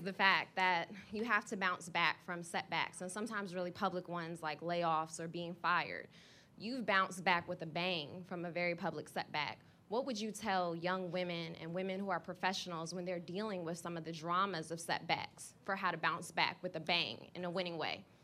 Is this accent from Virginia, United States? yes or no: no; New York, United States; I was born and raised in the Bronx